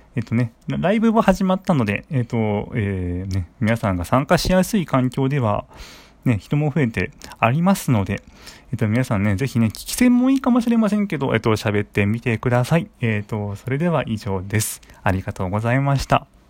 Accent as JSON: {"language": "Japanese", "region": "Saitama", "country": "Japan", "tie": "born or raised there", "said": "出身地は埼玉県です。"}